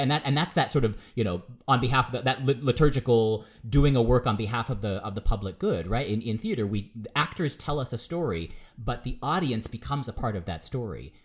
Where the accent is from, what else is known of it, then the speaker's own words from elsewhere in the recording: United States; I'm American